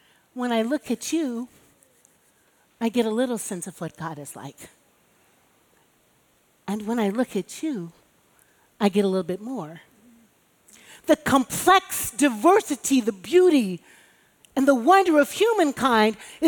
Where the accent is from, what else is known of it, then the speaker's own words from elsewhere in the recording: Chicago, Illinois, United States; now in New York, United States; as a black chick growing up in Chicago with Baptist parents